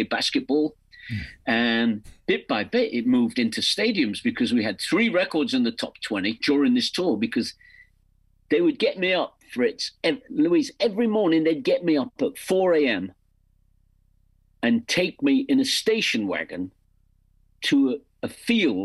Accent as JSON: {"language": "English", "region": "England", "country": "United Kingdom", "accent": "English", "said": "songs with an English accent"}